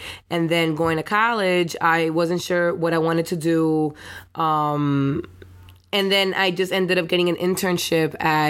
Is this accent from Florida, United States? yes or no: yes; Miami, Florida, United States; also born or lived in New Jersey; I'm Cuban, full 100% Cuban, born in Jersey though, and but you know, was raised in Little Havana, and also I went to school in Liberty City for high school. I went to Miami Northwestern